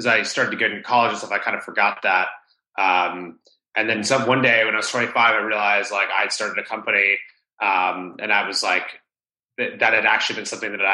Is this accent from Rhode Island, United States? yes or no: yes; Rhode Island, United States; I grew up in Rhode Island, the smallest state in the US, the ocean state.